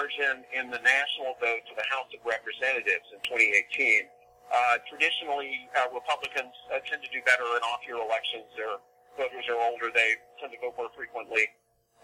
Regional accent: East Texas, United States; I'm from East Texas

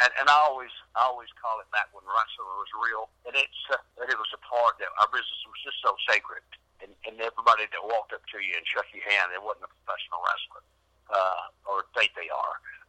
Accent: New York, United States; No, I usually tell people I'm from New York, but I'm down here in the hills of Tennessee.

